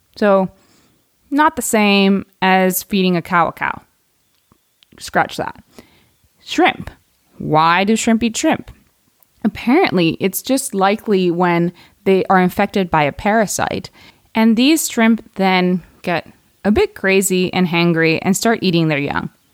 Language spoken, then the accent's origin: English; United States; I am American